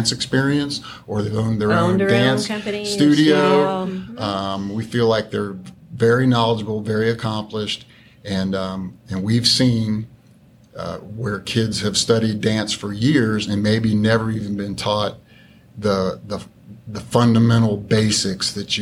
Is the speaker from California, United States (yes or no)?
no; Cincinnati, Ohio, United States; now in Dallas, United States; I grew up actually in Cincinnati, Ohio